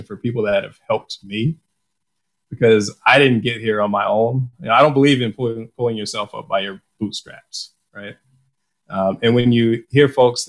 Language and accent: English; Detroit, Michigan, United States; me growing up in Detroit